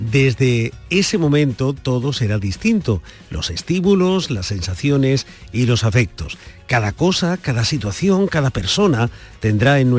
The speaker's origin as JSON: {"language": "Spanish", "region": "Andalusia", "country": "Spain", "said": "Creo que esta es la década de Andalucía y lo digo con la humildad, pero al mismo con la ambición por mi tierra"}